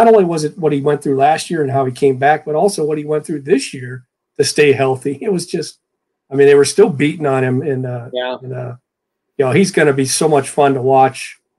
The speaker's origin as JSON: {"language": "English", "region": "Ohio", "country": "United States", "moved": "yes", "said": "I'm from Ohio."}